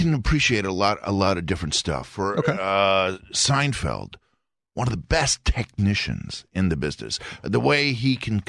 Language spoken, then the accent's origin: English; Milwaukee, Wisconsin, United States; Actually, Milwaukee's a pretty good place to grow up.